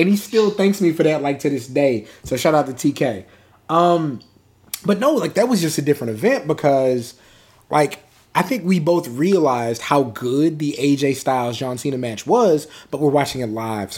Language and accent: English; San Antonio, Texas, United States; I'm from San Antonio, so I'm there with people I know.